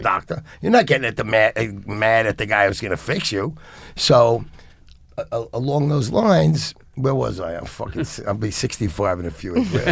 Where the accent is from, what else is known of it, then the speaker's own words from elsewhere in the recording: New York City, New York, United States; also born or lived in Lower Manhattan; I'm 64 years old. I grew up in the Bronx. I lived in Lower Manhattan and, and Lower East Side for, for decades and decades and decades.